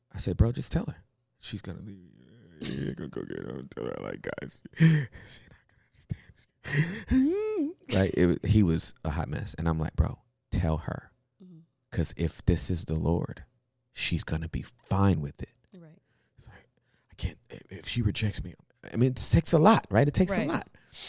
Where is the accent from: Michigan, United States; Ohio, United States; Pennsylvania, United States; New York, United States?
Michigan, United States; born there; I was born in Michigan.